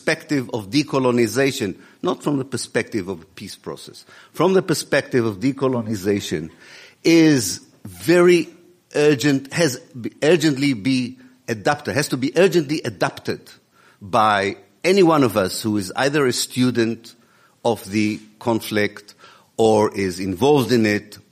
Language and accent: English; Israel; moved away; also born or lived in Exeter, United Kingdom; I was born in Israel in 1954. I'm a product of the Israeli educational system